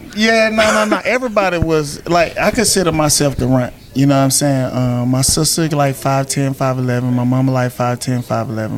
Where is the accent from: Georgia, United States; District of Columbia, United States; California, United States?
Georgia, United States; Griffin; small town country boy, born and raised in Griffin, Georgia